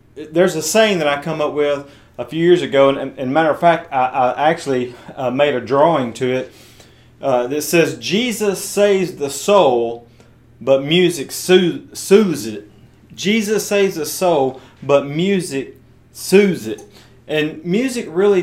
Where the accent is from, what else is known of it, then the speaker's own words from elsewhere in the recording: West Tennessee, United States; I was attending this church of about 500 or 600 people in my hometown in West Tennessee